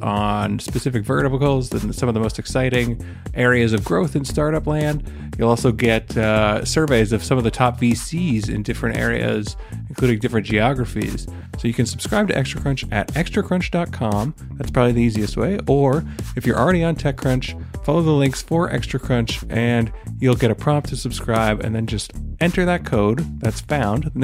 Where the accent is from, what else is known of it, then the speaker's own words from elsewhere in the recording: Canada; I'm Canadian